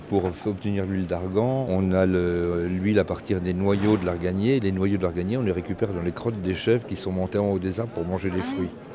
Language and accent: French; Breton, Brittany, France; comme on est breton, on est un peu têtu